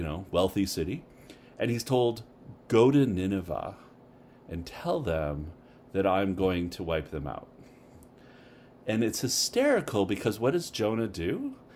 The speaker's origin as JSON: {"language": "English", "country": "Canada", "moved": "yes", "lives_now": "United States", "said": "I'm a Canadian, but I've been living here long enough"}